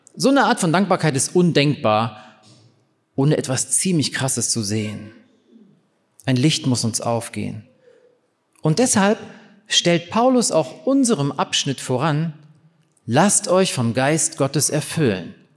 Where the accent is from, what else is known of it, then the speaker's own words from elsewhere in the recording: East Germany, Germany; ich bin in der DDR aufgewachsen